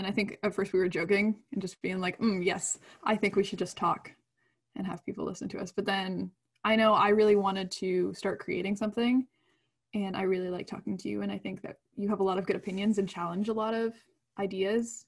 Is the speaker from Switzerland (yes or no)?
no; Canada; we're Canadian. We live up in the north.